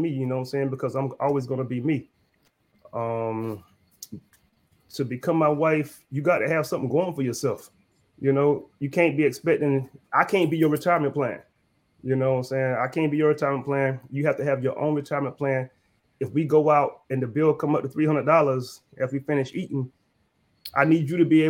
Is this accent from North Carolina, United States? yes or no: yes; North Carolina, United States; I'm from North Carolina